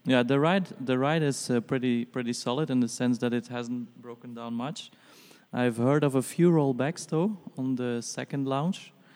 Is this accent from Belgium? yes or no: yes; Brussels, Brussels-Capital Region, Belgium; I'm from Brussels.